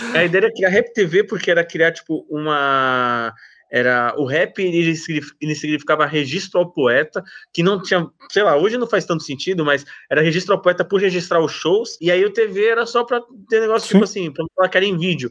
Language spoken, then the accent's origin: Portuguese; São Paulo, Brazil; eu sou nascido e criado é, aqui no bairro da Moca, aqui em São Paulo, é, Zona Leste próximo do centro